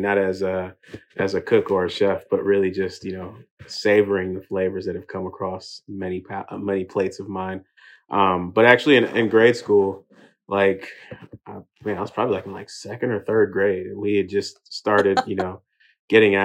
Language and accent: English; Houston, Texas, United States; also born or lived in England; made it out to Houston by the age of 3. And, ultimately grew up in a Nigerian household in America